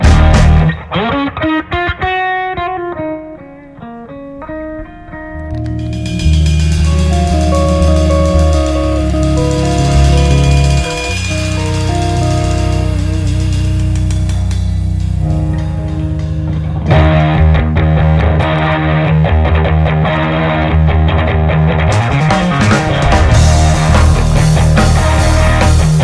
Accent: Tampa, Florida, United States; also born or lived in Los Angeles; we're born and raised in Tampa

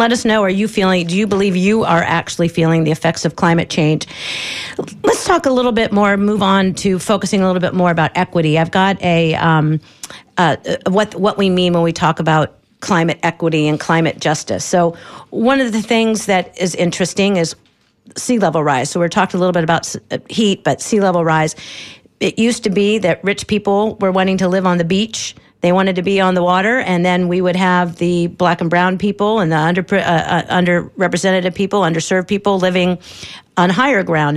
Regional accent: Ohio, United States; now in Tampa Bay, United States; I grew up in Ohio

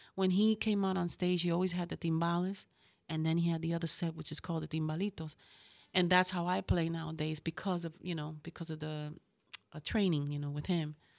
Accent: Puerto Rico; moved away; also born or lived in Bronx, New York / Ponce, Puerto Rico; I'm from New York, from the Bronx. And, um, I, um, I was raised in Puerto Rico. My parents are from Puerto Rico, from Ponce.

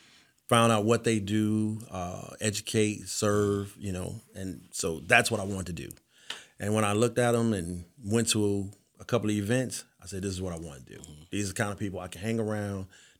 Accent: Detroit, Michigan, United States; So, actually, I grew up in Detroit, Michigan. First person to ever graduate from high school in my family.

